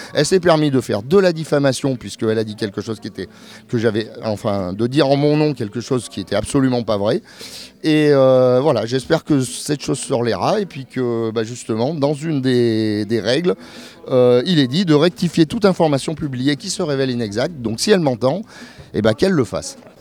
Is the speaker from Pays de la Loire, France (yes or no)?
no; Clermont-Ferrand, Auvergne-Rhône-Alpes, France; je suis de Clermont-Ferrand